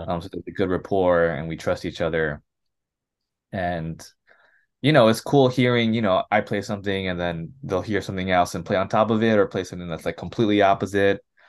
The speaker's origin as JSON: {"language": "English", "town": "Los Angeles", "region": "California", "country": "United States", "tie": "born or raised there", "also_born_or_lived": "San Gabriel Valley / Orange County", "said": "I grew up in L A. I was born and raised around here. Um, Rosemary specifically"}